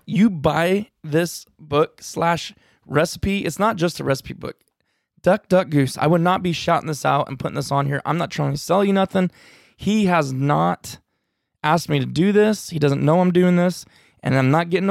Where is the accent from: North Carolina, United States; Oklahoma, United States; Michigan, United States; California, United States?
California, United States